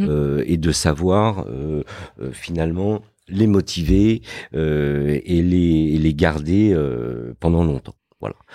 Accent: Fontenay-sous-Bois, Île-de-France, France; also born or lived in Morocco; j'ai grandi euh, dans une banlieue dans le 94 qui s'appelle Fontenay-sous-Bois

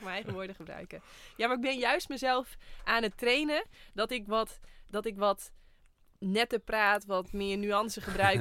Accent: Friesland, Netherlands; Ik kom ook uit Friesland

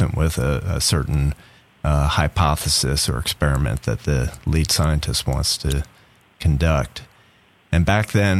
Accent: South Shore of Long Island, New York, United States; now in Tallahassee, United States; I grew up on the South Shore of Long Island

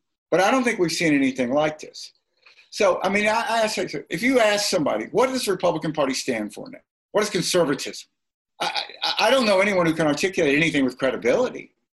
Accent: Mississippi, United States; My home state of Mississippi

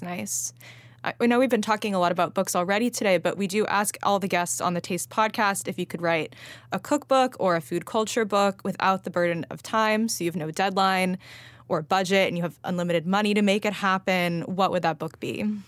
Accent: Los Angeles, California, United States; moved away; I grew up eating salad pizza in L

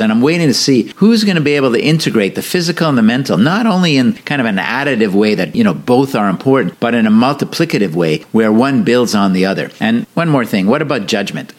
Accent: Montreal, Quebec, Canada; I grew up in Montreal.

